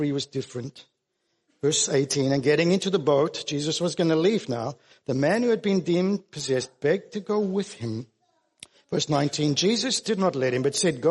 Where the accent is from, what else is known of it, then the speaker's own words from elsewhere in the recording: South Africa; now in Australia; I grew up in South Africa.